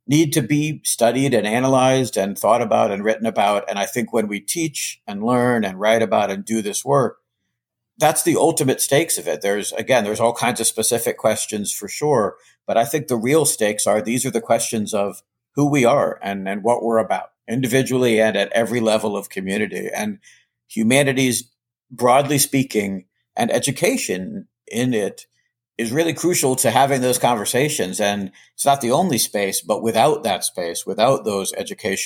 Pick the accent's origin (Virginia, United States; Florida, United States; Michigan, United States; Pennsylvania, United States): Virginia, United States; Charlottesville; now in Boston, United States; I grew up in Virginia, childhood in Virginia